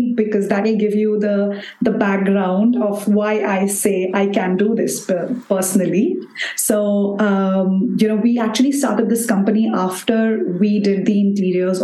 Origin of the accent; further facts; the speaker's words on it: Bangalore, Karnataka, India; I'm from Bangalore, India, and I run an interior design company here in Bangalore.